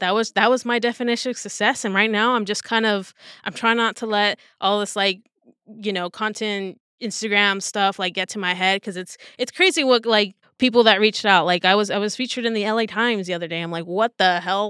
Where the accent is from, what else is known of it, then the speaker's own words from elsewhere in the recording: Southern California, United States; born and raised in Southern California. So, like, L A was only about an hour away